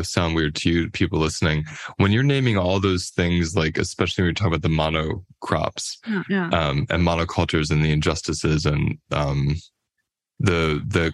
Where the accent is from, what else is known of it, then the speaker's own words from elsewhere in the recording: United States; I'll speak as an American, right, living in America